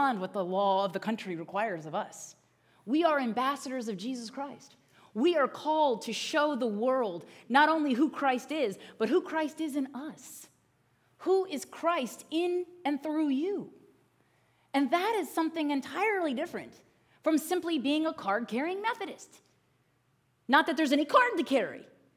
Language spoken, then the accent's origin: English; Northern Virginia, United States; when I was growing up in Northern Virginia